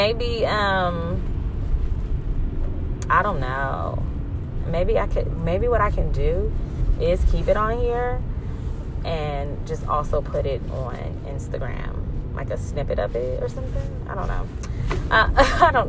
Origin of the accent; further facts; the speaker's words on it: California, United States; I'm from Cali